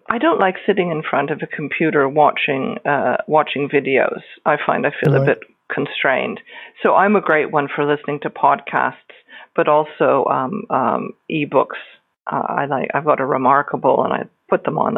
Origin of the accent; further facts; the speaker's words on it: Niagara, Ontario, Canada; moved away as an adult; also born or lived in Northern Ireland / Scotland; now in New Zealand; I'm originally from Niagara in Canada, and I emigrated to Northern Ireland in 2002